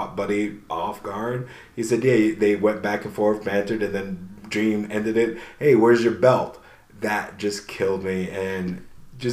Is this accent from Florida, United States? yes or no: no; New York, United States; moved away; I'm originally from New York